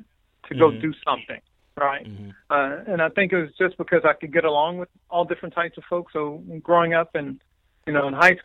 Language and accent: English; Dallas, Texas, United States; also born or lived in Louisiana / Las Vegas; So I grew up here in the Dallas area. So I went to high school and so forth in Dallas